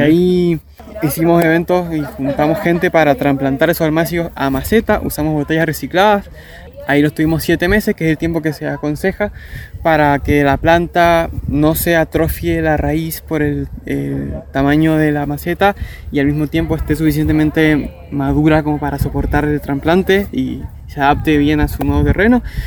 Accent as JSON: {"language": "Spanish", "town": "San Carlos", "region": "Mendoza", "country": "Argentina", "said": "Yo soy de la Villa San Carlos. Detrás de mi casa pasa un arroyo"}